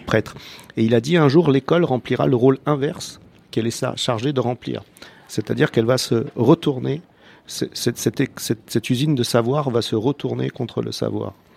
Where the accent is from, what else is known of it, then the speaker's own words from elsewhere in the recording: Croatia; French is a second language; now in France; quand moi je reviens en Croatie